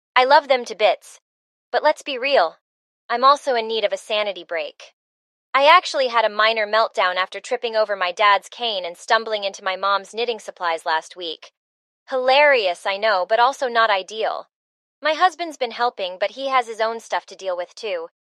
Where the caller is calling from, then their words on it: Boston, Massachusetts, United States; I'm calling from Boston